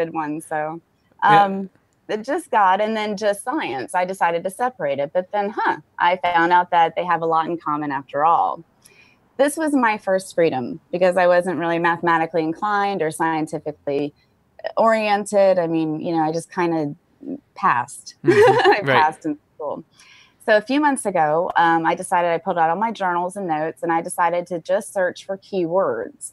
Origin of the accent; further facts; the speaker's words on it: Florida, United States; I'm from Florida